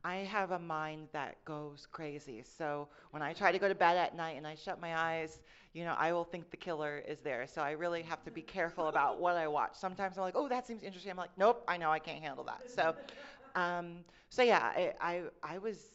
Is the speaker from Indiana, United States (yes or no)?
yes; Fort Wayne, Indiana, United States; I'm from Mike Pence country. I'm from Fort Wayne, Indiana